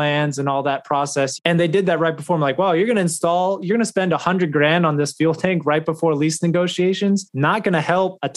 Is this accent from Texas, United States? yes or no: yes; North Texas, United States; moved away as an adult; also born or lived in New York / Florida; now in Dallas, United States; I'm originally from North Texas, so for me, I always knew that I wanted to come back home